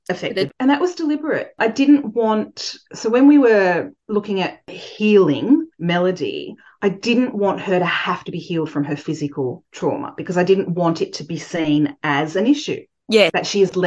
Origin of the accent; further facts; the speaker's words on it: Coffs Harbour, New South Wales, Australia; now in Sydney, Australia; when I grew up in Coffs Harbour, there were only 25,000 people in the whole area